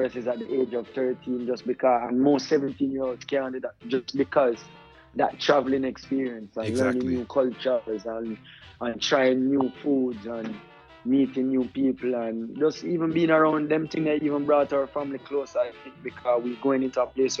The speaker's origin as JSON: {"language": "English", "country": "Tanzania", "tie": "born or raised there", "also_born_or_lived": "Jamaica", "said": "But yeah, growing up in Africa was special because it gives you a very unique experience."}